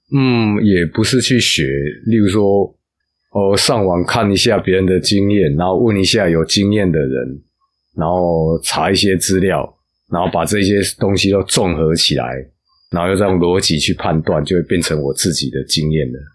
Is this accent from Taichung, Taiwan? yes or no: yes; Taichung, Taiwan; moved away as an adult; also born or lived in Taipei; now in Taitung, Taiwan; 我是台中人